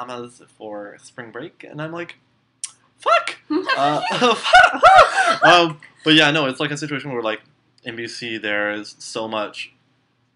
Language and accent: English; Richmond, British Columbia, Canada; I grew up in Richmond